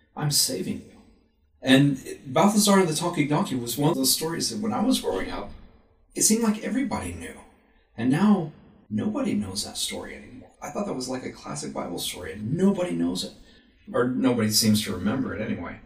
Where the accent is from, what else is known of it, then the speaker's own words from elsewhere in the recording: Texas, United States; moved away as an adult; also born or lived in Florida / Illinois / Virginia; now in Utah, United States; I grew up in Texas